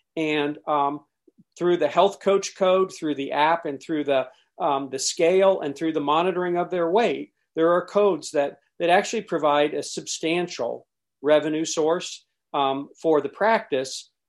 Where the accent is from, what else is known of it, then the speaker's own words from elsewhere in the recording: Columbus, Ohio, United States; born in Columbus, Ohio